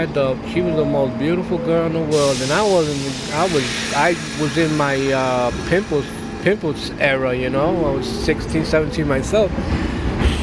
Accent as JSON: {"language": "English", "town": "New York City", "region": "New York", "country": "United States", "tie": "born or raised there", "said": "I grew up right here in Brooklyn"}